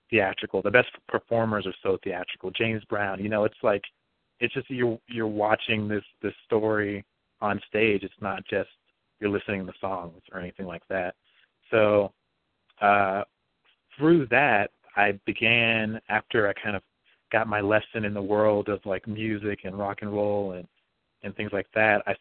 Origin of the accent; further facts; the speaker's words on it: Bakersfield, California, United States; I grew up in Bakersfield for the most part in this yellow house that my grandmother owns